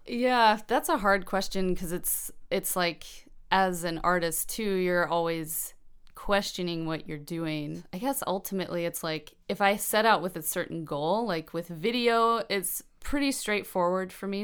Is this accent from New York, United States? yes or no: no; Asheville, North Carolina, United States; moved away as an adult; also born or lived in Virginia Beach, Virginia / Weaverville, North Carolina; now in Bellingham, United States; I'm from Asheville